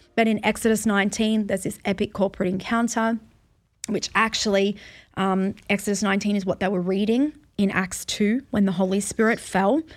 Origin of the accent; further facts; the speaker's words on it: Australia; as an Australian